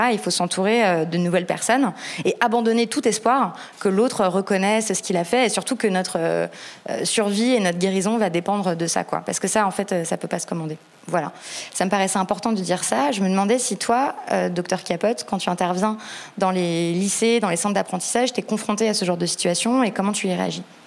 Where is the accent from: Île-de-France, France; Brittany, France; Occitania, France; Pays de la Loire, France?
Île-de-France, France; Paris; je suis parisienne